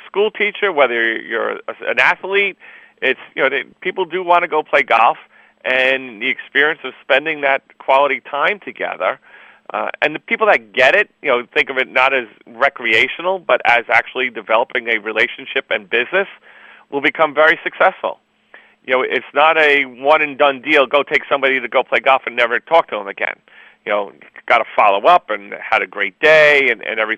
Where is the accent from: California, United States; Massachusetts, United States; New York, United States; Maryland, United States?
New York, United States; I'm from New York, too.